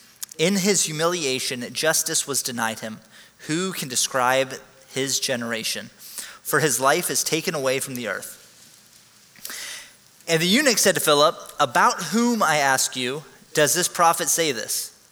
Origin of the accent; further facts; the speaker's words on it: Hong Kong; I was actually born and raised in Hong Kong. My parents were missionaries.